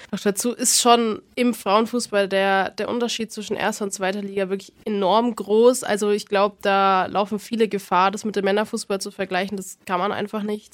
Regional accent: Bamberg, Bavaria, Germany; komme gebürtig aus Bamberg

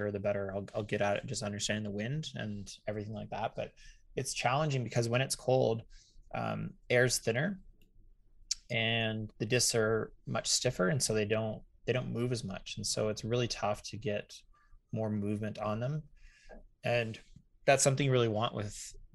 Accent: Canada; being Canadian

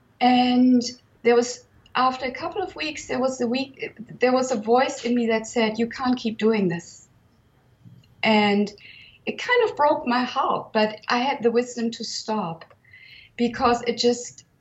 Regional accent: Germany; now in Provence, France; I was born in 1966 in Germany

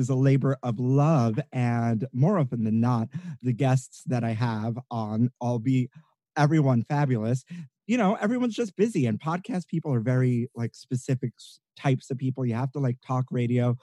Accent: New York City, New York, United States; I feel like I'm honorary in the Jewish faith growing up in Brooklyn

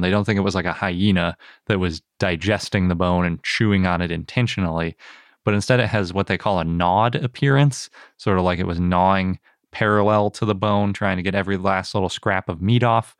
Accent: Wisconsin, United States; I'm from Wisconsin, and sometimes we make the A's a little bit that way

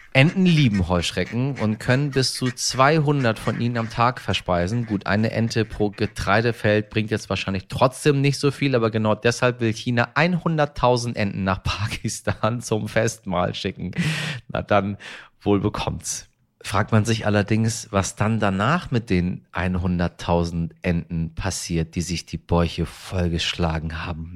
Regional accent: Germany

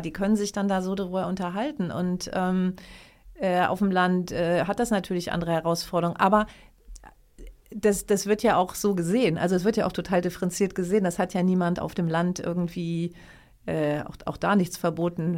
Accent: Lower Saxony, Germany; ich komme ja auch aus Niedersachsen

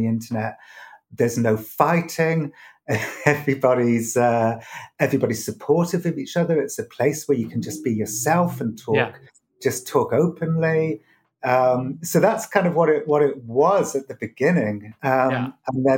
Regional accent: United Kingdom; moved away as an adult; now in United States; I grew up with it in Britain.

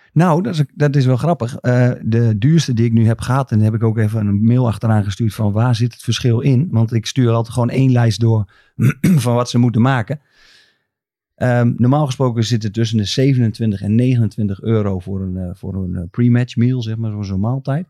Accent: Groningen, Netherlands; ik gewoon uit Groningen kom

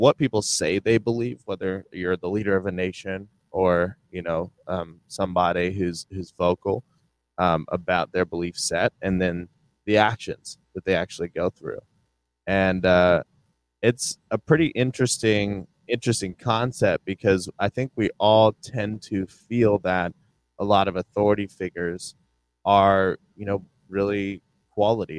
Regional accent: Ohio, United States; we grew up in Ohio

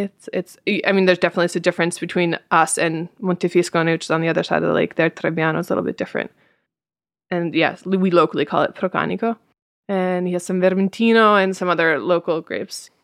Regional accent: United States; now in Italy; I am an American in Italy

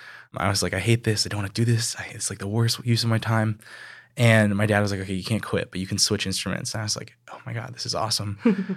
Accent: Hong Kong; also born or lived in Taiwan; Even though I was growing up in Hong Kong and Taiwan, I grew up listening

